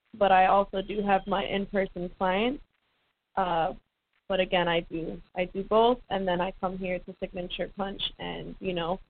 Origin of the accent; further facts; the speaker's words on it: California, United States; moved away as an adult; also born or lived in Florida; now in Tampa, United States; I'm from California. I'm a California girl